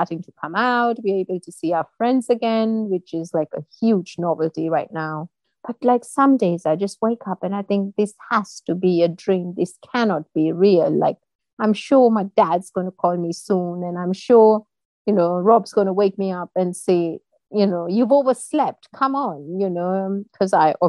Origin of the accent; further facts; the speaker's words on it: India; moved away as an adult; now in United Kingdom; I was born and brought up in India, and I moved to the UK about 17 years back when I married my husband